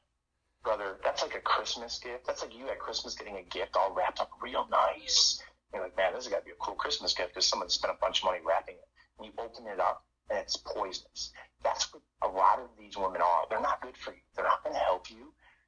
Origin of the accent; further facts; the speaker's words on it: the North, United States; My wife is a Southern Baptist woman. I am from the North.